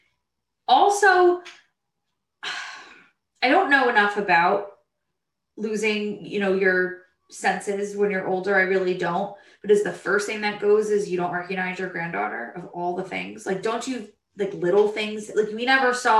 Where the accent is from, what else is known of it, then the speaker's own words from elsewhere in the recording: Brick, New Jersey, United States; also born or lived in Toms River; we grew up in Brick, but we went to high school in Tom's River